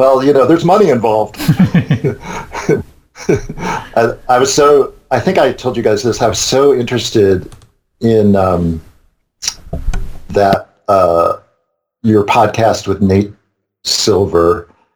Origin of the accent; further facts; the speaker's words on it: New York, United States; moved away; I'm from New York. I lived in New York 22 years